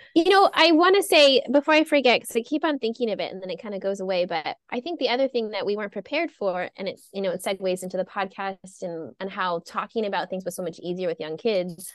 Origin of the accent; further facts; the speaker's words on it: Whittier, California, United States; I'm from Whittier